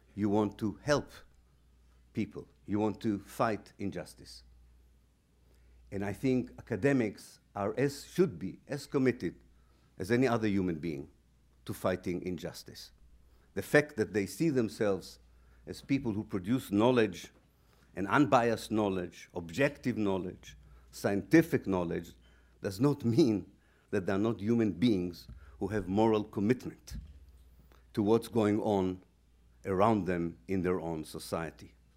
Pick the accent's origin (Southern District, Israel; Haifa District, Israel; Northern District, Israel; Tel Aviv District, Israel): Haifa District, Israel; Haifa; moved away; also born or lived in Exeter, United Kingdom; I was born in Israel in 1954.